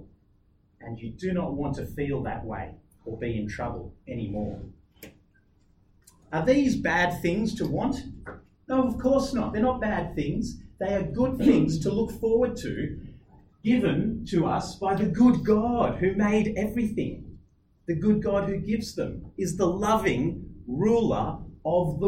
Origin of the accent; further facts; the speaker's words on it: Australia; I'm an Aussie.